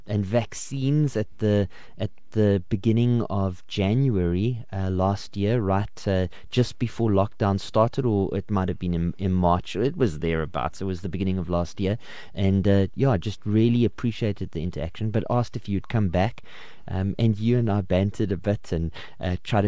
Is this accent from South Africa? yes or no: yes; Benoni, Gauteng, South Africa; I am from Benoni